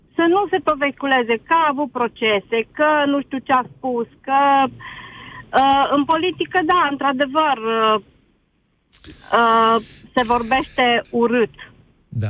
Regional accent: Romania; suntem români

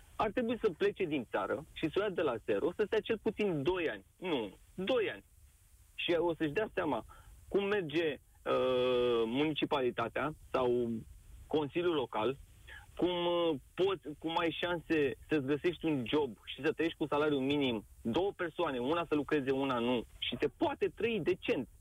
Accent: Bucharest, Romania; moved away as an adult; now in England; născut și crescut în București

